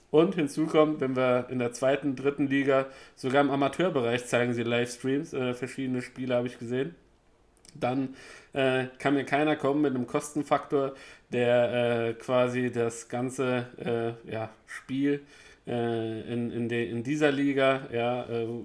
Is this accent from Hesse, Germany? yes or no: no; Berlin, Germany; Ich finde es nur lustig, jetzt als Berliner merke ich